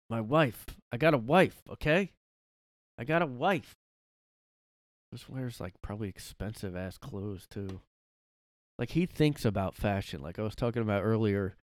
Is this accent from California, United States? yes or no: no; Boston, Massachusetts, United States; Because growing up in Boston, that's how people talked, you know.